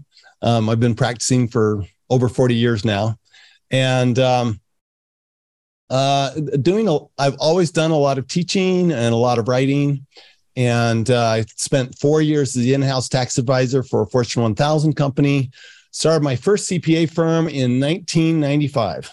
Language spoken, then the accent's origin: English; Salt Lake City, Utah, United States; also born or lived in France; I grew up in Salt Lake City, Utah.